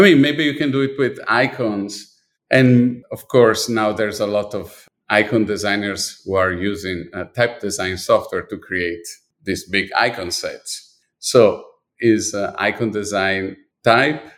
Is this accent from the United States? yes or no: no; Milan, Lombardy, Italy; moved away; I was born in Milan and I was definitely dipped my body, my, my life, everything was really dipped in design. I was living in a street that had at least four or five design store